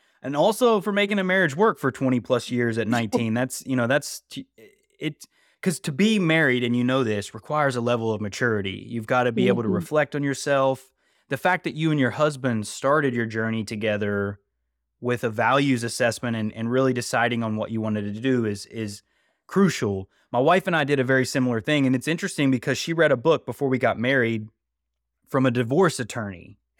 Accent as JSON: {"language": "English", "region": "West Virginia", "country": "United States", "also_born_or_lived": "California", "lives_now": "North Carolina, United States", "said": "We moved to North Carolina from California. I'm originally from West Virginia, so I resonate with that message, that vibe."}